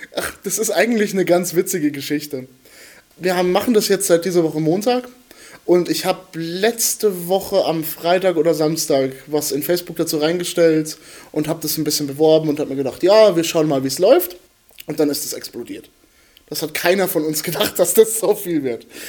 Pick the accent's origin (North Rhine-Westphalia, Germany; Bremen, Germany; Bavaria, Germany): Bavaria, Germany; Bad Kissingen; moved away as an adult; now in Nuremberg, Germany; ich studiere hier in Nürnberg. Ich komme eigentlich aus Bad Kissingen